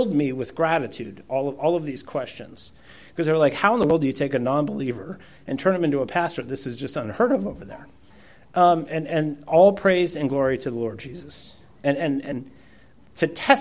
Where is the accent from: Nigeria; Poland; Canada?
Poland; first language Polish; English is a second language; moved away